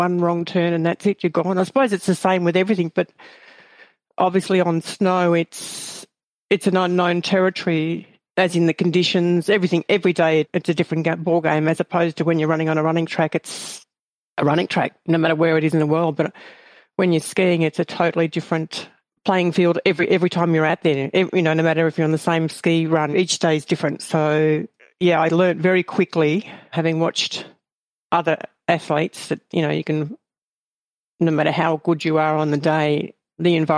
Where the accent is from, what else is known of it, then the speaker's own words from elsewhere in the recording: Ballarat, Victoria, Australia; I grew up on a small farm near a place called Ballarat, which is about an hour from where I live now